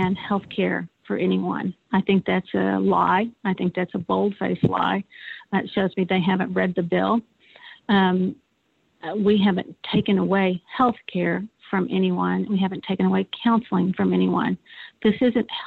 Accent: United States; as an American and as a mom

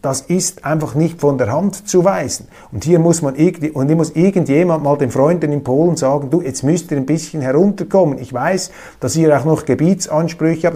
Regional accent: Switzerland; als Schweizer

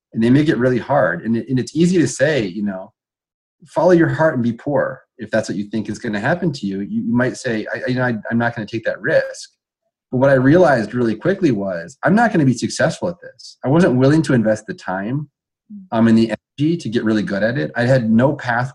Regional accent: Iowa, United States; moved away as an adult; I'm from Iowa, and I love the state of Iowa, and I'm an Iowan at heart. And so I decided to come home

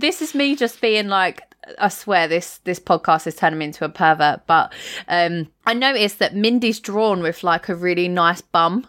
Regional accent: England, United Kingdom; common as muck English that I am

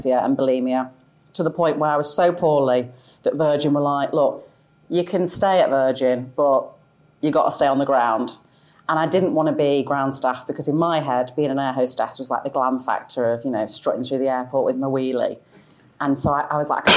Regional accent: Sale, North West England, United Kingdom; moved away as an adult; now in South of England, United Kingdom; I grew up in quite a modest, kind of humble council house in Sale

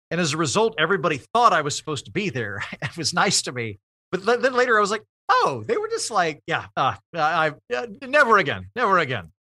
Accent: Oklahoma, United States; moved away as an adult; also born or lived in Oxford, United Kingdom / Edinburgh, United Kingdom / Los Angeles; I'm from Oklahoma. I went, I, and I graduated from college there. I didn't leave Oklahoma till I was twenty-three.

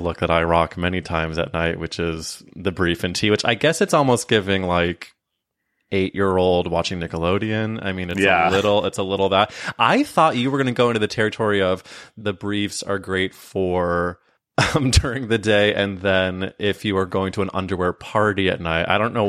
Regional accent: Midwest, United States; because I grew up in the Midwest, and I guess Charlotte is considered the South, I guess.

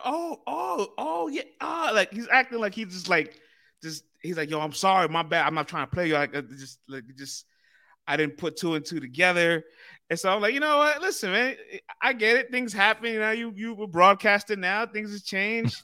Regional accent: New York City, New York, United States; I'm from the Bronx

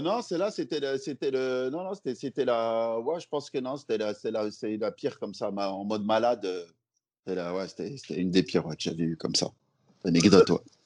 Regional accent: Lyon, Auvergne-Rhône-Alpes, France; moved away as an adult; now in Paris, France; je suis lyonnais de base

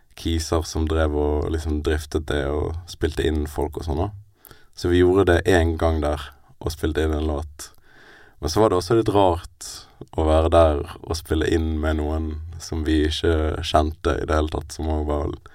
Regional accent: Bergen, Vestland, Norway; Jeg er født og oppvokst i Bergen

